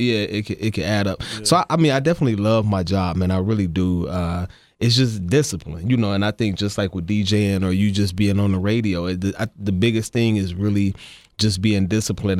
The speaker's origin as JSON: {"language": "English", "region": "Ohio", "country": "United States", "tie": "born or raised there", "said": "growing up in Ohio"}